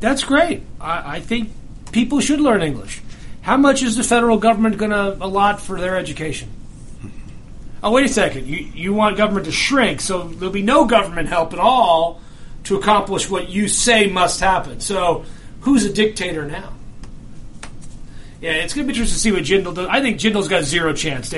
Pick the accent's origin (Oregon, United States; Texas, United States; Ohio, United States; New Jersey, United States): New Jersey, United States; I'm from Jersey